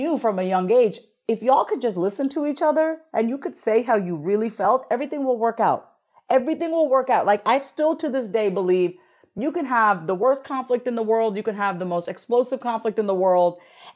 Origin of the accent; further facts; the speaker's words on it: Long Island, New York, United States; I grew up on Long Island, New York, as a first generation Indian immigrant woman.